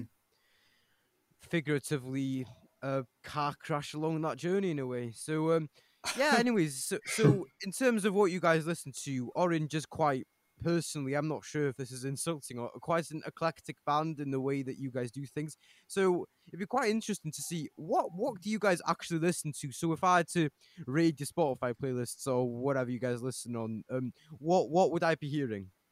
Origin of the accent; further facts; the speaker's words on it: Bethesda, Wales, United Kingdom; I'm also from Bethesda